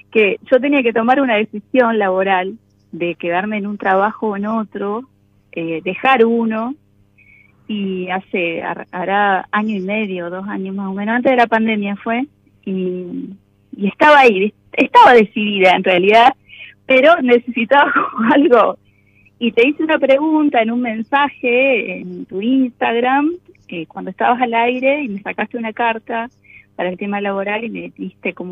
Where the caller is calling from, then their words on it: General Roca, Río Negro, Argentina; soy oyente desde hace bastante tiempo General Rócara, provincia de Río Negro